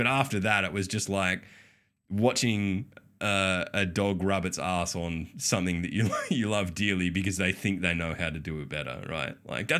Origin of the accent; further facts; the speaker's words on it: Australia; We're Australian. Everything sounds weird to us.